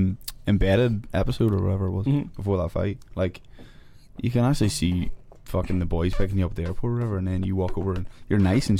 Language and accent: English; Ireland; No, as an Irish person